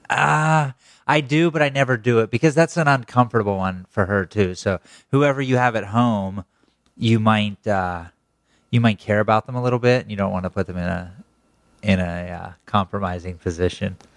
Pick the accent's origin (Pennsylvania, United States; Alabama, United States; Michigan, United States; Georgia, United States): Pennsylvania, United States; born or raised there